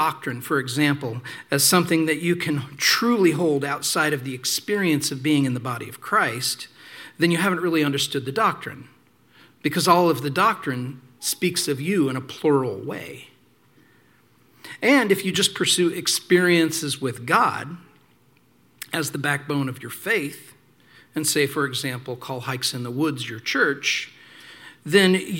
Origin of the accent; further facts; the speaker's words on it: small town Indiana, United States; I also started going to this charismatic church down the street because in small town Indiana, there weren't a lot of choices